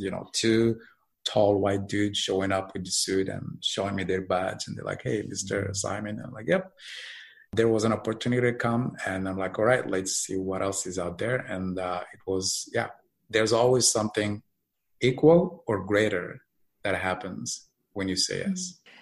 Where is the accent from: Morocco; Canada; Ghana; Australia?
Morocco; moved away as an adult; now in United States; I'm originally from Morocco